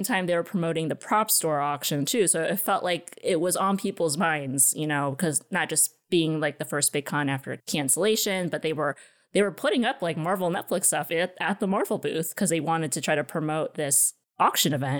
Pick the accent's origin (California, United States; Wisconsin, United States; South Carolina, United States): California, United States; San Diego; San Diego is where I live. It's my hometown